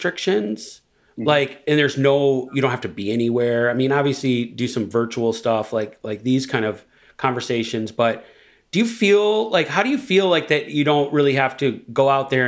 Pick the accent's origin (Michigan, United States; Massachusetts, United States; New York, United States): Michigan, United States; Detroit; I'm from Detroit